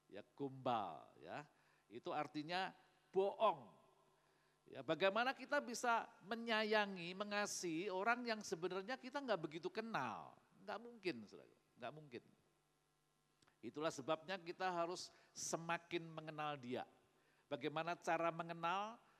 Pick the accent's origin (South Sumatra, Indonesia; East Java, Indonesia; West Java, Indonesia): East Java, Indonesia; Magetan; born there; Jadi Magetan ini kota kelahiran saya